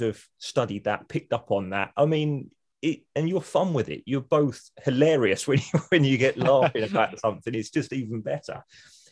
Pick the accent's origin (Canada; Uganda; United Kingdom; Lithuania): United Kingdom; being British